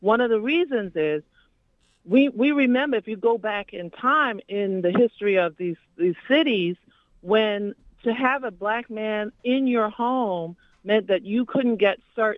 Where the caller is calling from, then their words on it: New York City, New York, United States; I'm calling from East New York. I'm a longtime community activist